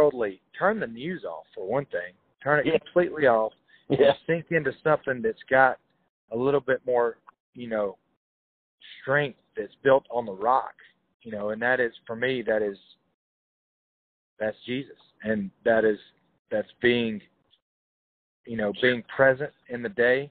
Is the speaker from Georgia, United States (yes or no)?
no; Hokes Bluff, Alabama, United States; I'm from Hoke's Bluff. It's a small town a little south of there.